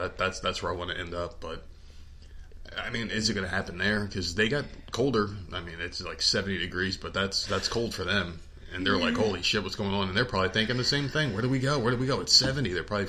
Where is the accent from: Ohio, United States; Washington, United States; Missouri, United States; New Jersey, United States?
New Jersey, United States; also born or lived in New York; now in South Carolina, United States; I'm from New Jersey, obviously, and lived in New York.